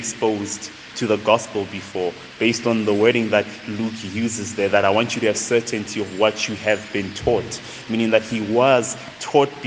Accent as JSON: {"language": "English", "town": "Tembisa", "region": "Gauteng", "country": "South Africa", "tie": "born or raised there", "said": "born and raised in a township called Tembisa, just right after Midrand. So that's where I'm from"}